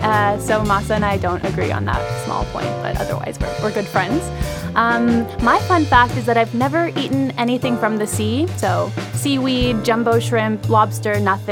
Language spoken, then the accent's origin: English; Los Angeles, California, United States; I hail from Los Angeles, California